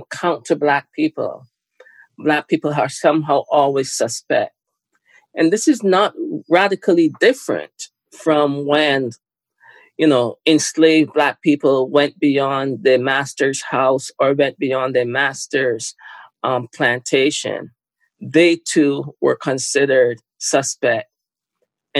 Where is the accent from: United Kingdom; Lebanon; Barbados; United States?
Barbados; now in Canada; I was born in Barbados. Lived most of my life in Canada.